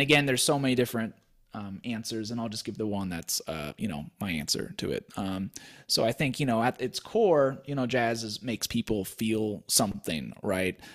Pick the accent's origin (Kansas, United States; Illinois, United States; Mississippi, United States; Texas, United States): Kansas, United States; Wichita; moved away; also born or lived in Colorado; I grew up in Wichita, Kansas